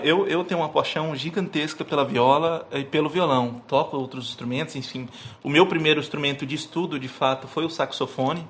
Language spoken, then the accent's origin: Portuguese; Camapuã, Mato Grosso do Sul, Brazil; nasci na fazenda, nasci em Camapuã e fui criado ali uh, no meio rural